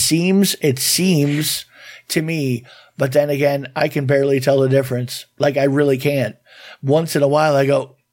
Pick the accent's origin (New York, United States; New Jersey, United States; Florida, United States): Florida, United States; I'm an American. And not only am I an American, I'm a Floridian American. And we have a Melbourne in Florida.